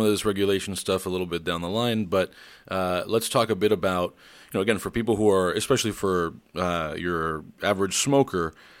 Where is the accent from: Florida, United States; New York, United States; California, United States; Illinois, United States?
Florida, United States; Miami; moved away; also born or lived in Wisconsin / Missouri; I'm from Miami originally, but I was in Wisconsin for a few years. And then before that I was in Missouri for 4 years.